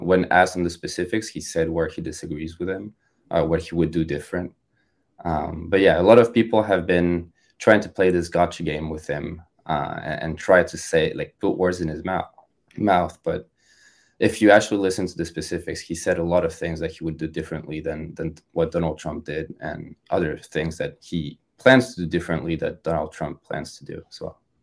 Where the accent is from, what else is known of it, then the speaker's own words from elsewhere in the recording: France; moved away as an adult; also born or lived in Ohio; now in United States; I was born and raised in France